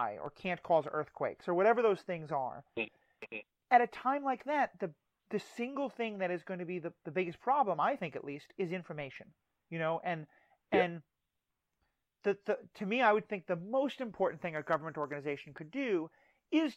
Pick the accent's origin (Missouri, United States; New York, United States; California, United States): New York, United States; New York City; I grew up in New York City